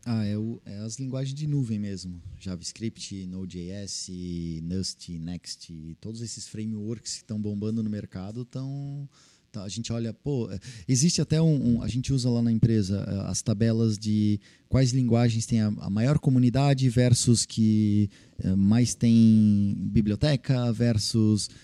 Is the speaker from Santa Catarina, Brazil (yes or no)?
yes; Blumenau, Santa Catarina, Brazil; also born or lived in Florianópolis / Rodeio; eu sou manezinho da ilha, né? Mas morei a vida inteira praticamente em Blumenau